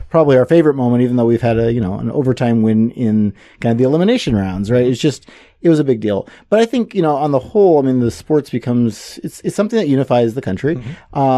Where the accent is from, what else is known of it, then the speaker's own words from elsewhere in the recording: Senegal; So I grew up in Senegal as a missionary kid. My folks moved there when I was a year old.